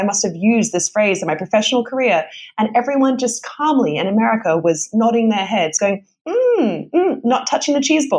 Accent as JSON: {"language": "English", "country": "Australia", "said": "So whenever I go back to Australia, I turn pretty ochre pretty quickly."}